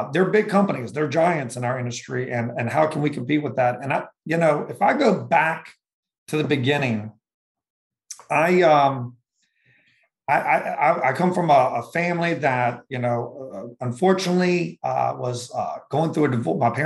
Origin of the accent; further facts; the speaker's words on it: Richmond, Virginia, United States; moved away as an adult; also born or lived in Florida / Fredericksburg, Virginia; I'm from Richmond, Virginia, but I moved all up and down the East Coast, between college and trying to find myself